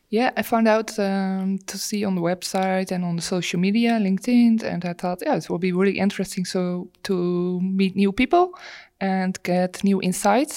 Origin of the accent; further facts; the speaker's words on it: east of the Netherlands, Netherlands; I grew, grew up uh, on a dairy farm in the east of the Netherlands